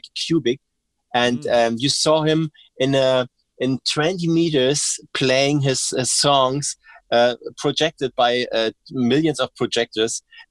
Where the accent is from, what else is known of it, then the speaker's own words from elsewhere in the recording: Berlin, Germany; English is a second language; I'm from Berlin